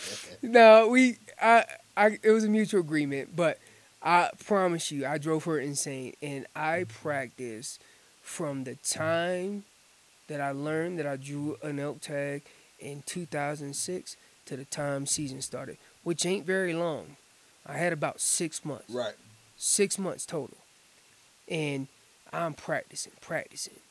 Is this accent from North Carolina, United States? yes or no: yes; Orange County, Chapel Hill area, North Carolina, United States; moved away; I am originally from North Carolina